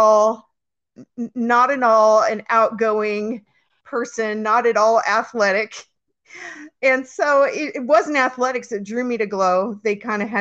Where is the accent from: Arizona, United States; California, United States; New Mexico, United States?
California, United States; San Francisco Bay Area, Northern; I grew up in Northern California in the San Francisco Bay Area, and then I moved to Southern California when I was 19